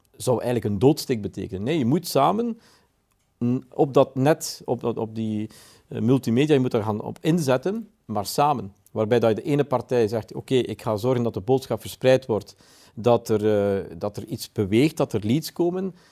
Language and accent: Dutch; Belgium; We komen als Belgen